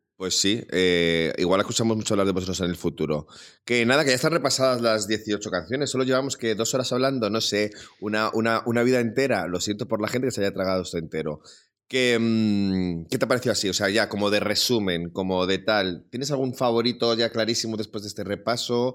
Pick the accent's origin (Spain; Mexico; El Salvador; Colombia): Spain; Salamanca, Castile and León; como salmantino